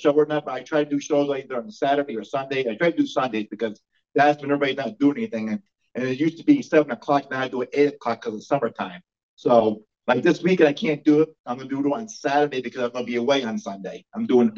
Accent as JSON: {"language": "English", "region": "New York", "country": "United States", "tie": "born or raised there", "said": "my hometown of Glacier, New York"}